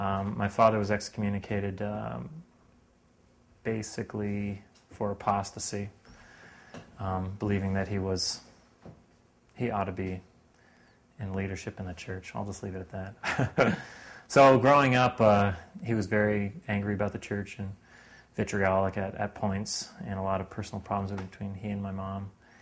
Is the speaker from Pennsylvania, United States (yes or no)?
yes; Lancaster, Pennsylvania, United States; Lancaster, Pennsylvania.